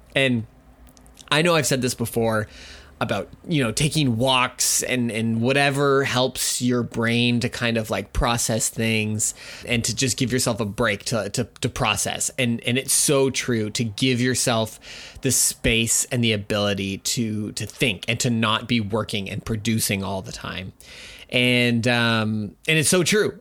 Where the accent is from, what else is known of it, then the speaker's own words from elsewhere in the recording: Canada; I'm Canadian